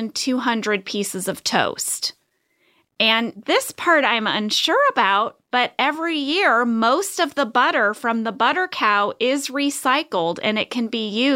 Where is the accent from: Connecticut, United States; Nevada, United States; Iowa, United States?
Iowa, United States; I am from Iowa. And every year at the Iowa State Fair, there is a cow butter sculpture on display.